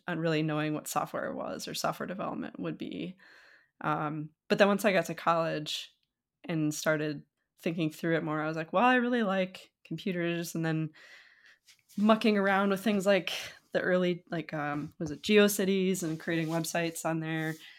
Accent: Wisconsin, United States; moved away as an adult; also born or lived in Minot, North Dakota / England; now in California, United States; I grew up in North Dakota, partially, I, but until, like, fifth grade or so, um, in a small town, small-ish, I guess, Minot, North Dakota. Um, and then it moved to Wisconsin, like, sixth grade, fifth grade, sixth grade, and then spent most of my rest of my youth, uh, in, like, Wisconsin

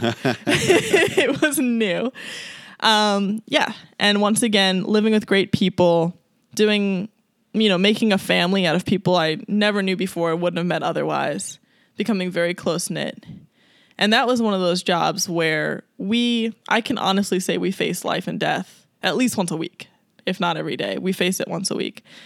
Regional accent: Long Island, New York, United States; moved away as an adult; also born or lived in Colorado / Alaska; I grew up on Long Island.

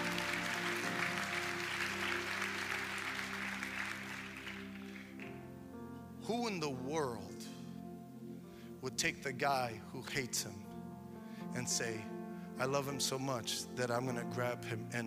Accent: New York, United States; When I was a kid, I grew up in New York, and in the 70s

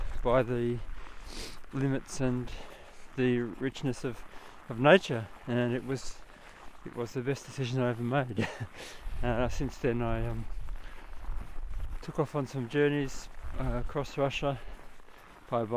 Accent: Australia; moved away as an adult; I'm from Australia, but I came to Finland

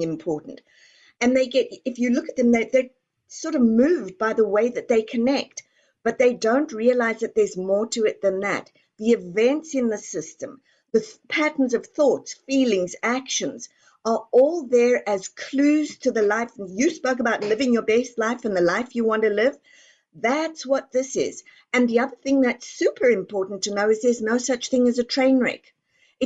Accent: Texas, United States; I am from Texas

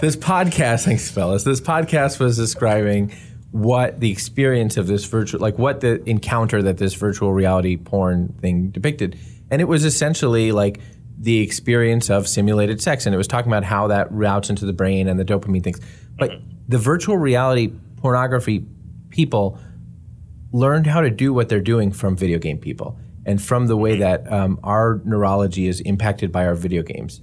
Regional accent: United States; half this podcast is the U.S. freaking

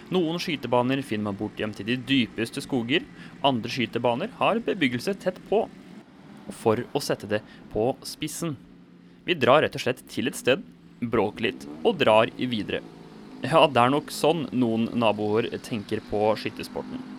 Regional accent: Sarpsborg, Østfold, Norway; Jeg kommer fra Sarpsborg

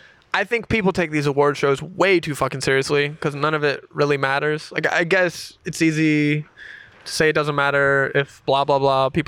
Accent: a small town in the South, United States; I'm from like a small town in the South

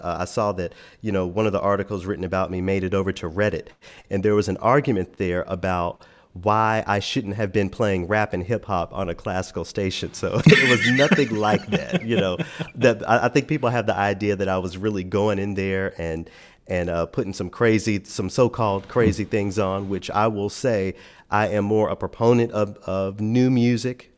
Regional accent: Memphis, Tennessee, United States; moved away; my hometown of Memphis

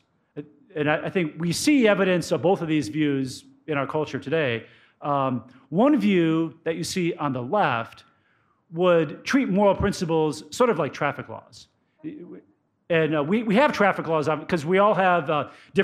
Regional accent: Cleveland, Ohio, United States; I grew up in the Cleveland area as a Browns fan

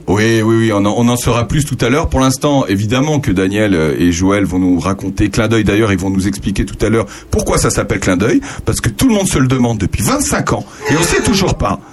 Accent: Jonzac, Nouvelle-Aquitaine, France; je suis né à Jonzac, en Charente-Maritime

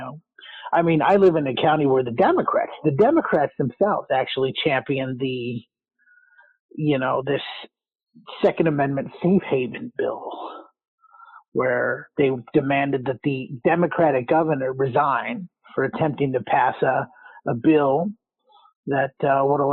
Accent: New Mexico, United States; I'm originally from New Mexico

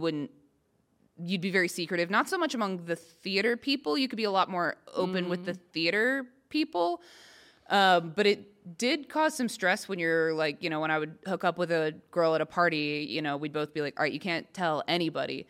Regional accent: Texas, United States; accent: southern; moved away as an adult; also born or lived in Arkansas; now in Los Angeles, United States; I didn't grow up in Arkansas. I grew up in Texas

